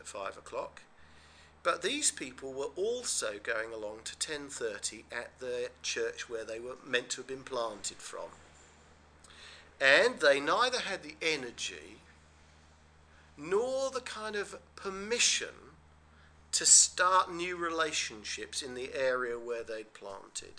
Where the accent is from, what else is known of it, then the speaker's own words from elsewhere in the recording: England, United Kingdom; We're English